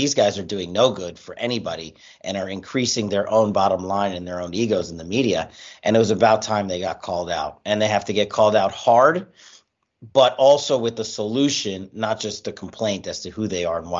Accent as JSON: {"language": "English", "region": "New York", "country": "United States", "tie": "born or raised there", "said": "as a New Yorker growing up with those and hearing names like"}